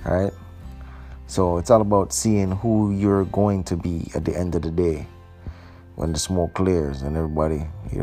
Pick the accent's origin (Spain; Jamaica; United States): Jamaica; now in Canada; I'm a Jamaican